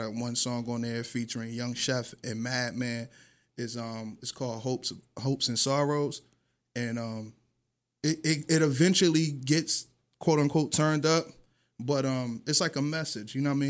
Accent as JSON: {"language": "English", "town": "Atlantic City", "region": "New Jersey", "country": "United States", "also_born_or_lived": "Beverly Hills", "moved": "as an adult", "said": "I'm from Pitney"}